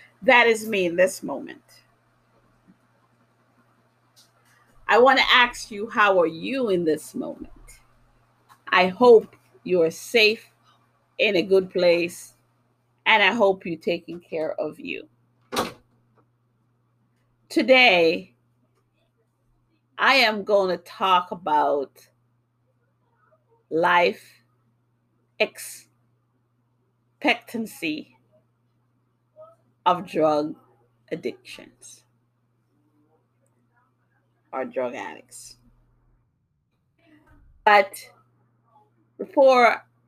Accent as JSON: {"language": "English", "town": "New York City", "region": "New York", "country": "United States", "tie": "born or raised there", "also_born_or_lived": "Jamaica", "moved": "yes", "lives_now": "Massachusetts, United States", "said": "I was born in Jamaica. I grew up in New York City. I now live in Massachusetts"}